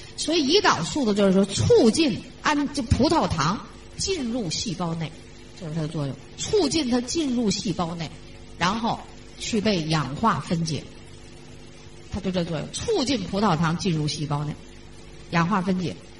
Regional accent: China; 咱们中国人

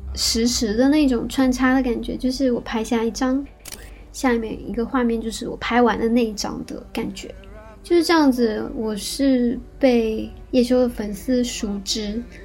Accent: Shanghai, China; moved away as an adult; also born or lived in Kyoto, Japan; now in Tokyo, Japan; 是上海长大的

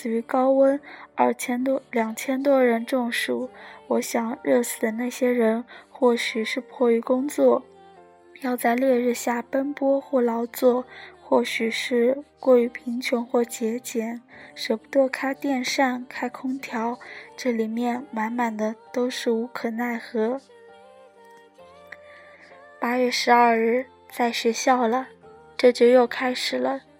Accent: Zhejiang, China; 作为浙江人，今年不得不提的天气，明显感觉今年要热。

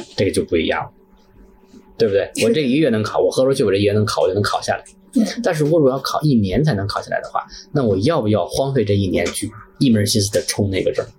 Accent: Tianjin, China; 在天津土生土长嗯。呃，从那个，也在天津工作了十几年

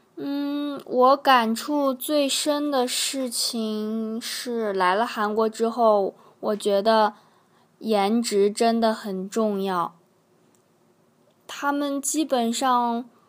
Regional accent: China; moved away as an adult; now in South Korea; 我是一个特别怪咖、特别逗逼的中国人

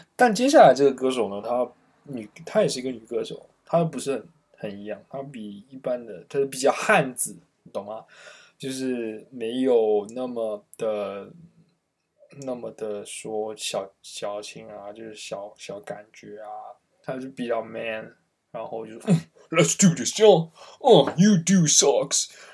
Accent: Dongguan, Guangdong, China; 首先我个人来自一个小城市，我，东莞确实是一个非常，非常小的地方

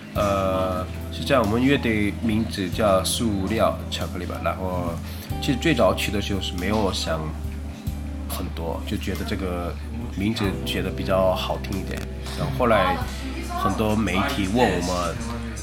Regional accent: Busan, South Korea; Chinese is a second language; moved away as an adult; now in Shanghai, China; 我老家是韩国的釜山的

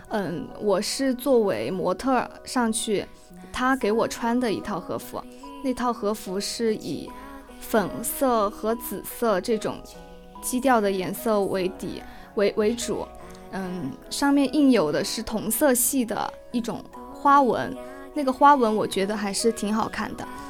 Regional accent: Sichuan, China; moved away; 因为我来自四川嘛

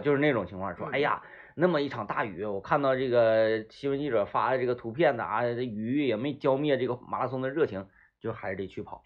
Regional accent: Baishan, Jilin, China; moved away; 白山那个，那个沟儿里头，那边儿都叫沟儿

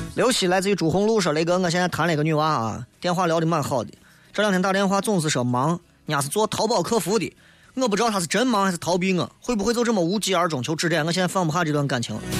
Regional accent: China; 我们中国人

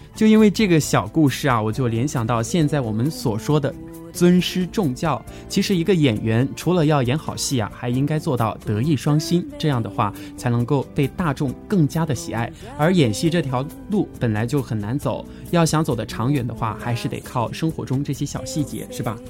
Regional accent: Chongqing, China; 作为一个重庆人，特别的自豪

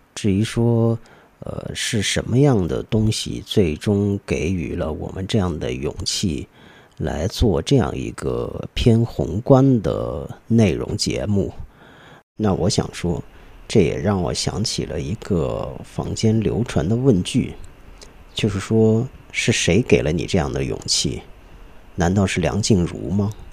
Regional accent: China; 虽然我们也是中国人

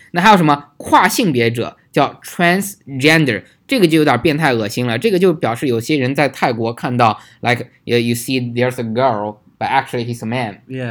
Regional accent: China; 我们中国人

